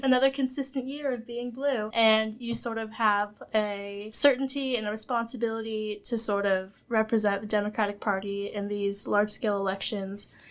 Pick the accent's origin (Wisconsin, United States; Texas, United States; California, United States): California, United States; I'm a proud California resident